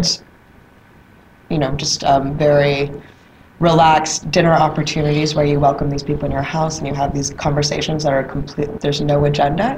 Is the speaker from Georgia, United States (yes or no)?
yes; Atlanta, Georgia, United States; I'm, I'm from Atlanta, Georgia. I was, I was raised in Atlanta